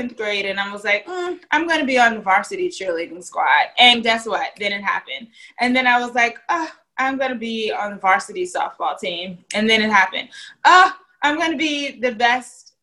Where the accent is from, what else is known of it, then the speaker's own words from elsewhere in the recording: Virginia, United States; moved away as an adult; also born or lived in Tallahassee, Florida / Thomasville, Georgia; now in New York, United States; I'm from Virginia